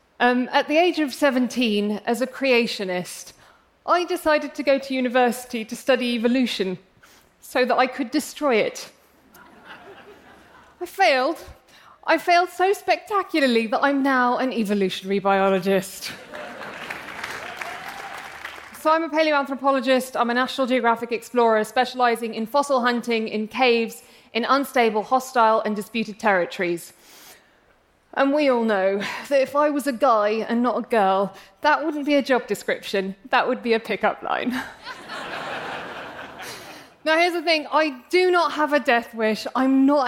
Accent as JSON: {"language": "English", "region": "England", "country": "United Kingdom", "accent": "English"}